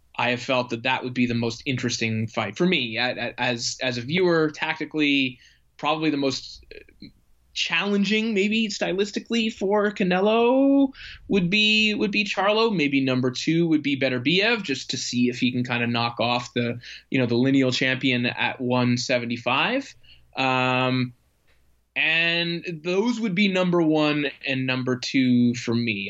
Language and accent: English; Canada; I am a Canadian who lives in Canada